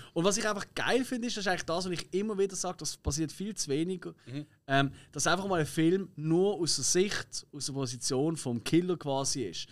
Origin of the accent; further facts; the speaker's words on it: Switzerland; wir sind halt Schweizer